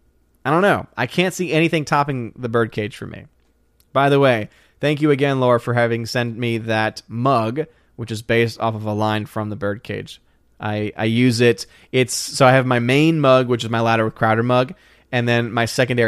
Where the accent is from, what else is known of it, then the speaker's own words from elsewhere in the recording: New Orleans, Louisiana, United States; now in Tennessee, United States; I'm born and raised in New Orleans. What do you mean I need to come to the South? I'm living in Tennessee. I'm born and raised in New Orleans.